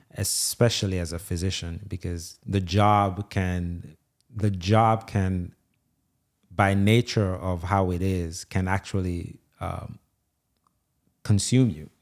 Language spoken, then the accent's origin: English; Jamaica; also born or lived in Nigeria; now in Louisiana, United States; I grew up in Jamaica.